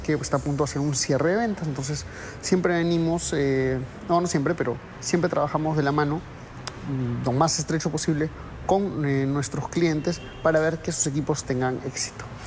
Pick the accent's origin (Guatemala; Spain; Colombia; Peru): Peru; solo en mi país, mira, en Perú